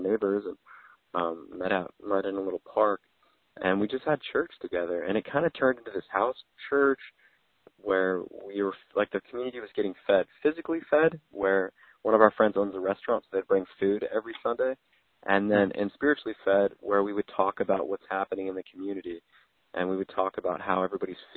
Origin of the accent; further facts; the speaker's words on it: Southern California, United States; also born or lived in Poway / Los Angeles County / Indiana; I was born and raised here in Southern California, Poway is where I was born, and then I lived up in Northern LA County, kind of all over LA County.